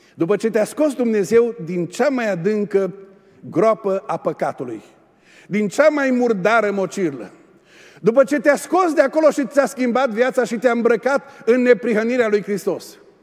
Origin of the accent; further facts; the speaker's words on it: Oradea, Bihor County, Romania; also born or lived in England; noi suntem de la Burzuc, de la Oradea